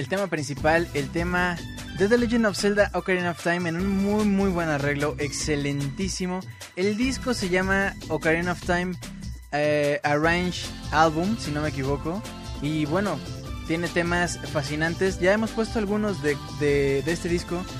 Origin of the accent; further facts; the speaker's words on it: Mexico; somos de México